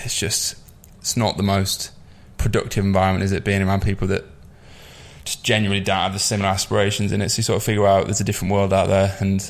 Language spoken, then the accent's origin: English; York, Yorkshire and the Humber, United Kingdom; also born or lived in Newcastle; I'm from York, so yeah, like smaller